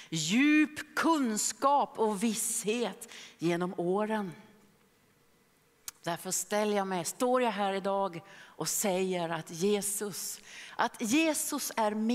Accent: Philadelphia, Pennsylvania, United States; det var en man i Philadelphia där jag växte upp.

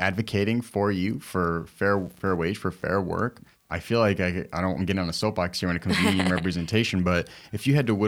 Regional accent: Chicago, Illinois, United States; growing up in Humble Park, I could tell you where the liquor stores were

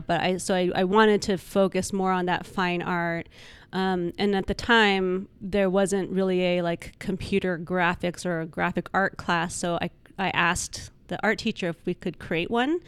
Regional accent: Albuquerque, New Mexico, United States; moved away as an adult; also born or lived in Los Angeles; I came from New Mexico, Albuquerque, and my whole family s, was still back there

